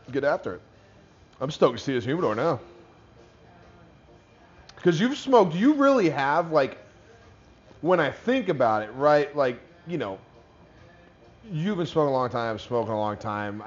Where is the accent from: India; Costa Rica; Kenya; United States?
United States; St. Louis, Missouri; I'm from St. Louis